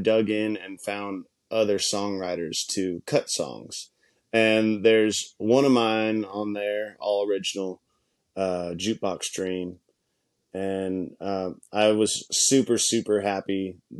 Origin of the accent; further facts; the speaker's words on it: High Springs, Florida, United States; I'm from a little town of High Springs, which is a railroad town